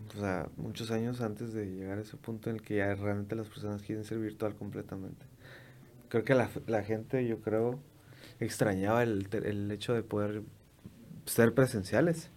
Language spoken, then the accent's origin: Spanish; Mexico; nosotros mexicanos